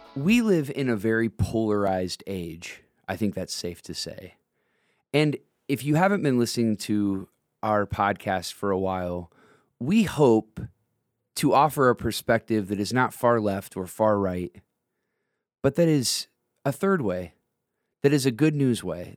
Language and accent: English; Northwest Ohio, United States; I grew up in Northwest Ohio